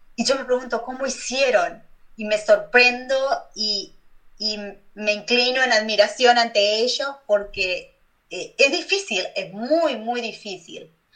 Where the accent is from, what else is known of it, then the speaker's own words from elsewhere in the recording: Uruguay; moved away as an adult; now in United States; en mi país